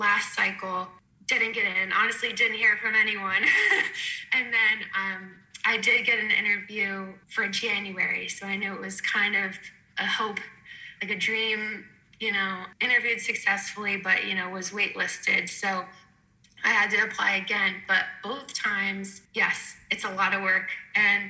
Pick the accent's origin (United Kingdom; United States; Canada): United States; Lancaster, Pennsylvania; growing up in Lancaster, we didn't really have too many around